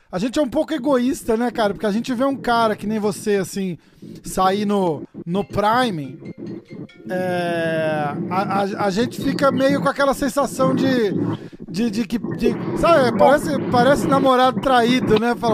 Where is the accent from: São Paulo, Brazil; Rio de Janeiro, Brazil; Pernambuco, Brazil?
São Paulo, Brazil; Ah, eu sou de São Paulo também.